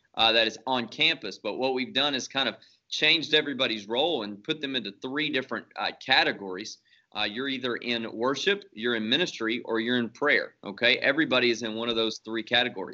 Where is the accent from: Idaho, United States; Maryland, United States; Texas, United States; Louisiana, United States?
Louisiana, United States; Shreveport; moved away as an adult; now in The Woodlands, United States; I'm originally from Shreveport, Bossier City, Louisiana, so uh, North Louisiana. So I'm a fake Cajun. uh, grew up there